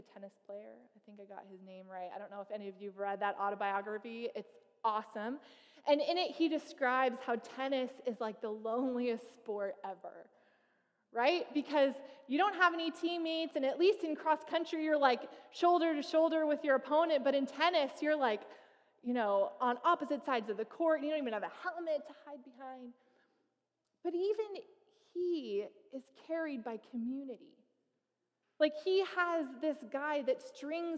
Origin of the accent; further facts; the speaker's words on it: Fresno, California, United States; moved away; also born or lived in Toronto; I was most recently pastoring outside a church outside of Toronto, but I'm originally from Fresno